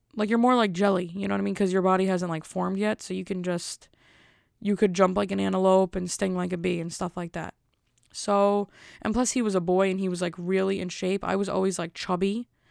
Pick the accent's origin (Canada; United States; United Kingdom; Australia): United States; Elizabeth, New Jersey; I'm from Elizabeth.